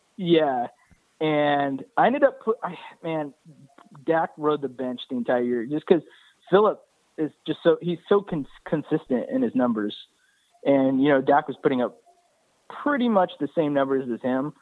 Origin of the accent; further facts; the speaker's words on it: San Diego, California, United States; I'm from San Diego